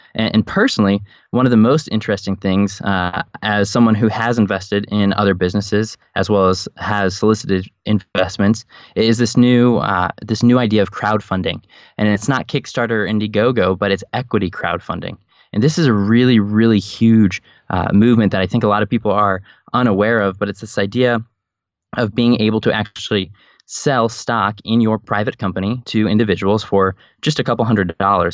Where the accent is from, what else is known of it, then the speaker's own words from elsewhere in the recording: Chicago, Illinois, United States; also born or lived in Scranton, Pennsylvania; I was raised in the suburbs of Chicago and considered that home, I was not born there